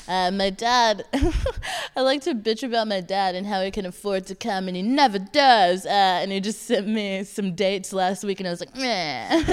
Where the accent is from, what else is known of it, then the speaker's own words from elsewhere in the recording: Texas, United States; moved away as an adult; now in London, United Kingdom; Because I'm from Texas. I'm currently not in Texas.